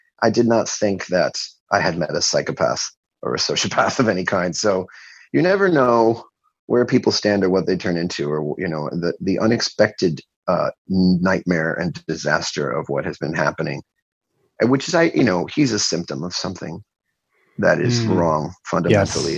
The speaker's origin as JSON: {"language": "English", "town": "Miami", "region": "Florida", "country": "United States", "tie": "born or raised there", "also_born_or_lived": "Wilmington, Delaware / New York", "moved": "yes", "said": "was born in Wilmington, actually, and raised in Miami, but born in Wilmington and there for 3 years"}